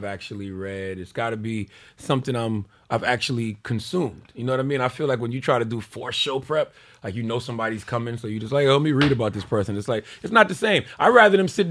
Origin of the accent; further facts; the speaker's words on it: South Carolina, United States; moved away; I'm from South Carolina.